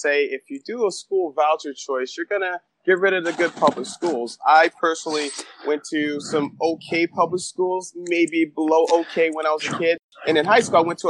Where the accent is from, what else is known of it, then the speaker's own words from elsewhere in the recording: Minneapolis, Minnesota, United States; also born or lived in Chicago, Illinois / Europe; now in Arizona, United States; I am from Minneapolis. However, was born in Chicago, live in Arizona